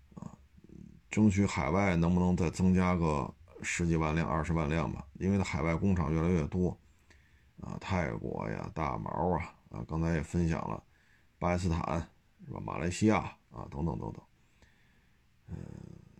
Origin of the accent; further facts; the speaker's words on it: China; 我们中国人